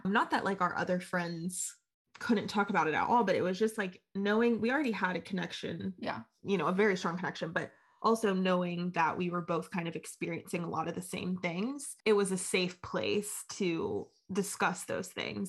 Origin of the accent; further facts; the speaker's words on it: Huntington, West Virginia, United States; I'm from Huntington, born and raised